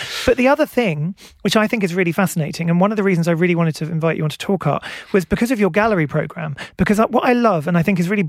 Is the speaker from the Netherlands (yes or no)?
no; England, United Kingdom; also born or lived in Wales; My dad was from Tenby, my mum was from Newport, yeah. Yeah. But I grew up in England.